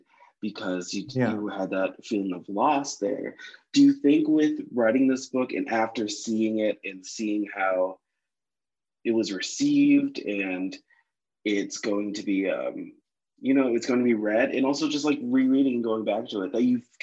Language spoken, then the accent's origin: English; Connecticut, United States; I'm from Connecticut, so I'm from right outside of New York